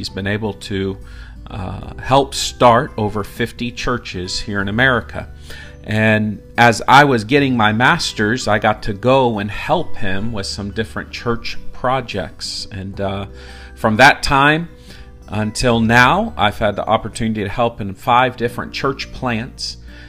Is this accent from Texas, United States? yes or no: no; Morgantown, West Virginia, United States; also born or lived in Indiana; moved to West Virginia. And that's where I called home for my upbringing years. I was raised in Morgantown, West Virginia. My dad was a pastor, which makes me a preacher's kid.